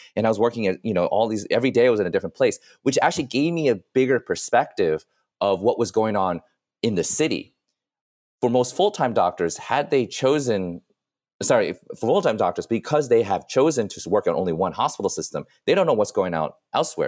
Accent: New York City, New York, United States; Columbia was only, like, a twenty-minute cab ride away from where I grew up in New York

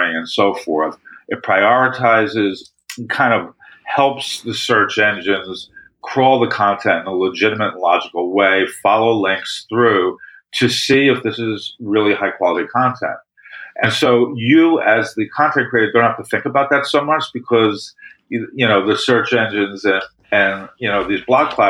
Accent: New York City, New York, United States; I came from Brooklyn

